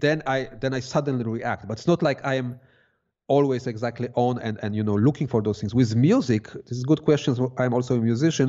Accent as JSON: {"language": "English", "country": "Poland", "moved": "as an adult", "lives_now": "Switzerland", "said": "I come from Poland"}